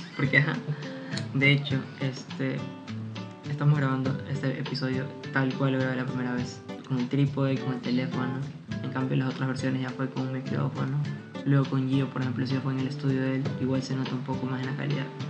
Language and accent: Spanish; Guayaquil, Guayas, Ecuador; de mi ciudad, de donde yo vengo